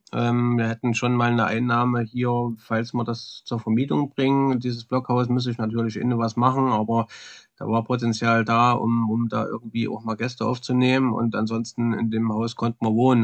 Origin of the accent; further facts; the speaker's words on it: East Thuringia, Germany; accent: Thuringian dialect; moved away as an adult; also born or lived in Swedish Lapland; now in Sweden; Ich bin da geboren in Ostthüringen, man hört's ja vom Dialekt mit Sicherheit